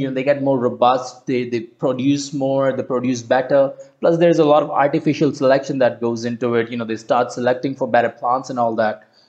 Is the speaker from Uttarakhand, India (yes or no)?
yes; Uttarakhand, India; my home state in uttarakhand